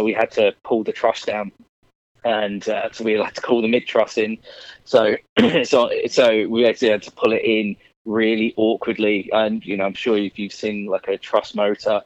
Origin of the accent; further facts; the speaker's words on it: Essex, East of England, United Kingdom; I'm from a little place just outside London called Essex. Been here all of my life.